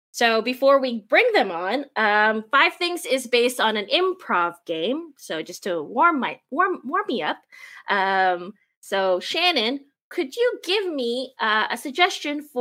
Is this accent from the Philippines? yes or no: yes; Philippines; now in Canada; I am a Filipina immigrant and settler here in um, in Canada. Uh, my people, the Tausug people